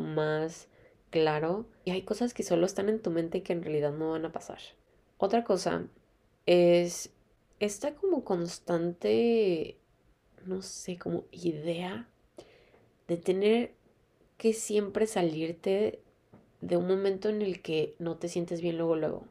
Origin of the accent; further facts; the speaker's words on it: Mexico; moved away; soy de México, ustedes saben, o sea, siempre hay sol en México